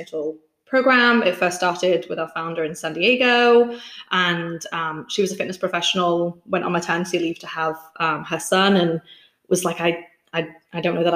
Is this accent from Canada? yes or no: no; England, United Kingdom; moved away as an adult; also born or lived in London / Washington, D.C.; now in Huntsville, United States; I was born and raised in England, and I moved over here to the US in 2016